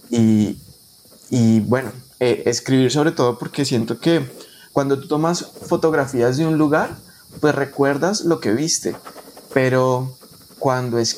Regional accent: Colombia; yo soy colombiano, soy bayuno.

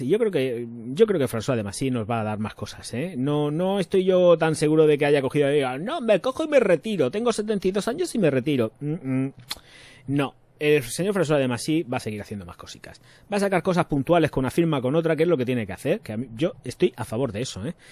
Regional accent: Region of Murcia, Spain; soy de Murcia

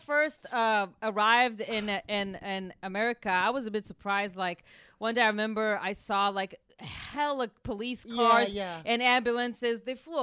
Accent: Tel Aviv, Tel Aviv District, Israel; moved away as an adult; now in United States; Grew up, born and raised in Tel Aviv.

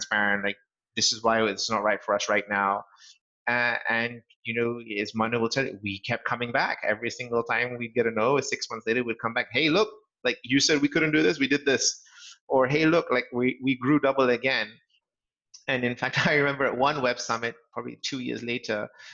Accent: England, United Kingdom; also born or lived in Los Angeles; As my accent probably gives away, sort of, I'm a Brit, born and brought up in England. And so our home is still there.

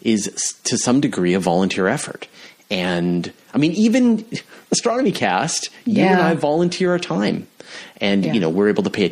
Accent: Canada; I'm from Canada

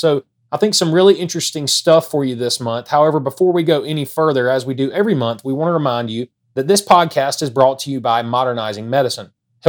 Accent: South Alabama, United States; accent: South Alabama; my South Alabama accent.

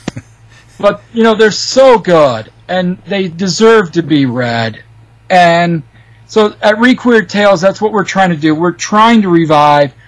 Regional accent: Michigan, United States; I'm from Michigan

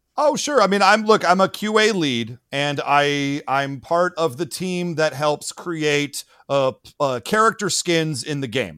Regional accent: Michigan, United States; my home state of Michigan

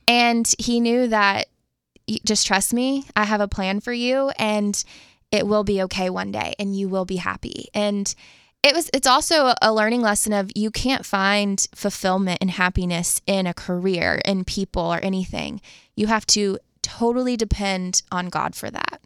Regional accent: Jacksonville, Florida, United States; moved away as an adult; also born or lived in Tallahassee, Florida; now in Nashville, United States; I am from Jacksonville, Florida, was born and raised there, my family, they still live there

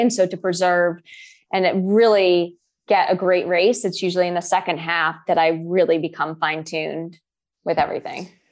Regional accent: Boston, Massachusetts, United States; also born or lived in Boulder, Colorado; I'm from Boston

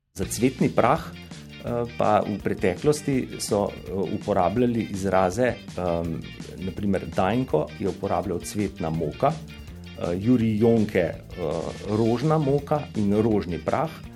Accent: Slovenia; smo Slovenci

